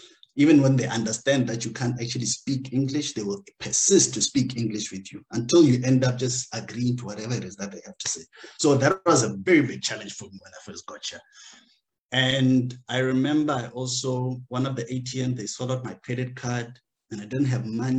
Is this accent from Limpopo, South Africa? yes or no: yes; Limpopo, South Africa; moved away as an adult; now in Luxembourg; I'm from Limpopo.